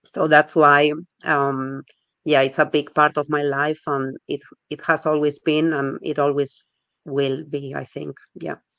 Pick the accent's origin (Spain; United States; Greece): Spain; first language Spanish; English is a second language; moved away as an adult; now in Birmingham, United Kingdom; I'm from Spain, but I've been living in Birmingham for three years now.